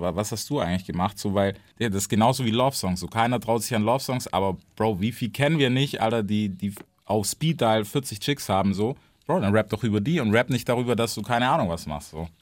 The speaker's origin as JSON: {"language": "German", "region": "the American South", "country": "United States", "moved": "yes", "lives_now": "Germany", "said": "ich komme aus dem Süden, weißt du so, also auch aus Amerika und aus dem Süden"}